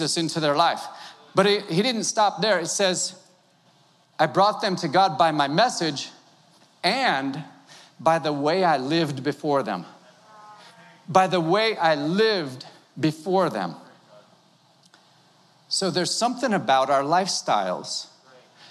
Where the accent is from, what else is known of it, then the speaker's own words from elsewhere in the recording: Wisconsin, United States; moved away; I was born in Wisconsin